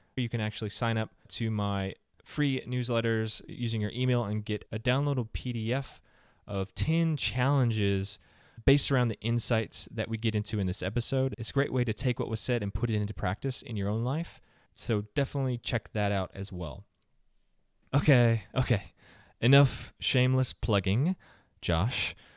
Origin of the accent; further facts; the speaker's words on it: the South, United States; I'm from the South